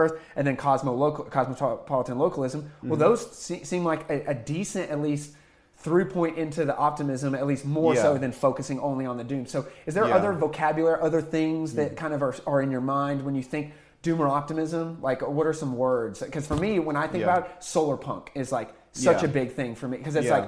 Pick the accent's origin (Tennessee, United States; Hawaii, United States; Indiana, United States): Tennessee, United States; I grew up in Tennessee